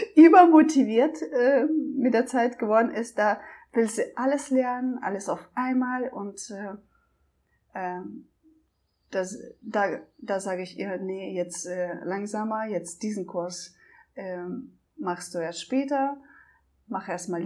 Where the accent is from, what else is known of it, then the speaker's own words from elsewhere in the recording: Russia; moved away; also born or lived in Germany; ich komme aus Russland, äh, ich konnte die einmal eins Tabelle in der ersten Klasse auswendig